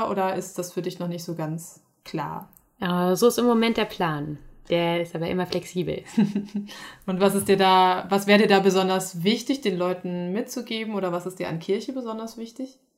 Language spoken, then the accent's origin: German; Halle, Saxony-Anhalt, Germany; Ich bin in Halle aufgewachsen.